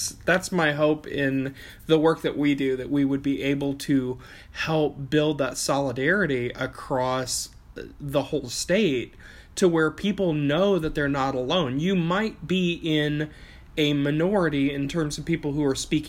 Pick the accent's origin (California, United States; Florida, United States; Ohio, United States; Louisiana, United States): Ohio, United States; Chillicothe; also born or lived in Appalachia; living in Southern Ohio, I'm from Chillicothe. That's where I live.